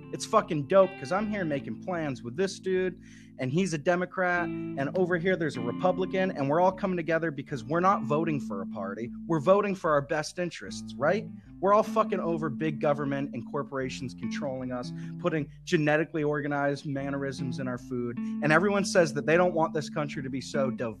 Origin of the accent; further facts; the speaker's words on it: Indiana, United States; I'm from Indiana.